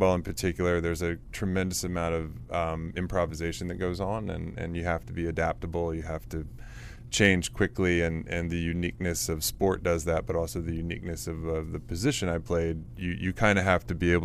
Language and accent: English; Washington, District of Columbia, United States; I grew up in Washington, D.C. in the area. Yeah, I am a native to D.C.